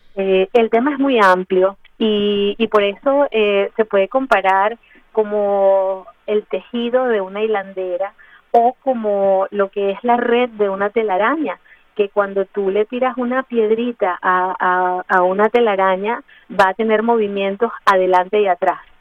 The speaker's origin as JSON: {"language": "Spanish", "region": "Mérida", "country": "Venezuela", "also_born_or_lived": "Ciudad Bolívar, Venezuela", "moved": "yes", "lives_now": "Miami, United States", "said": "soy de Mérida, Venezuela, pero eh, viví 25 años en Ciudad Bolívar, eh, al, sur de Venezuela"}